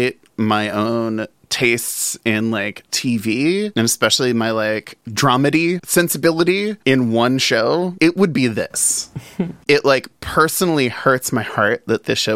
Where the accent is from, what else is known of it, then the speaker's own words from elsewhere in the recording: New Orleans, Louisiana, United States; growing up in New Orleans